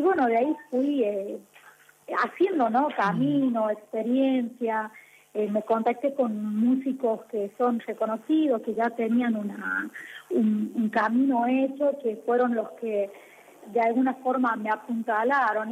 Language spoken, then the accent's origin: Spanish; La Rioja, Argentina; la música folclórica nuestra, la música riojana. Entonces, eso, digamos, no es, me empezó a atrapar el, el, ritmo propio de nuestra, de mi provincia, de, de mi tierra